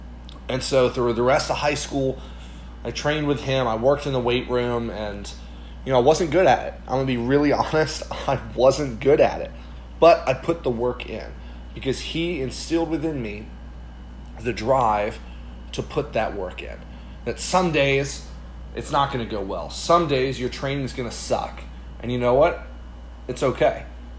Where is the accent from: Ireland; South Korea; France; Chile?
Ireland; I grew up overseas in Ireland. My parents are missionaries there, and so from 7th grade all the way through 12th grade, I grew up overseas.